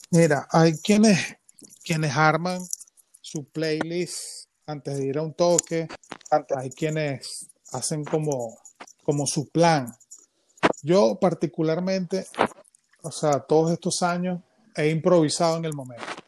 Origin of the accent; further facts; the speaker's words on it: San Felipe, Yaracuy, Venezuela; yo soy de San Felipe, ¿qué tal? Yo era un chamito